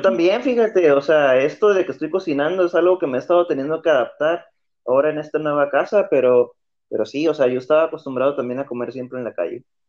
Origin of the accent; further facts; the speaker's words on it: Tijuana, Baja California, Mexico; yo soy de Tijuana